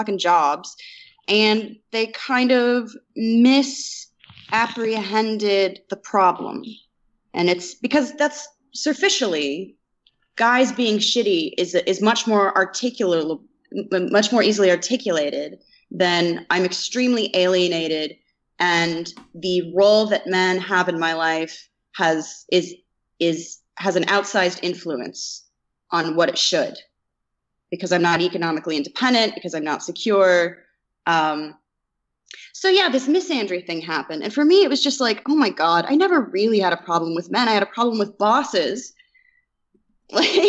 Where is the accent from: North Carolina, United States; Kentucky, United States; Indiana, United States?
Indiana, United States; I'm from Indiana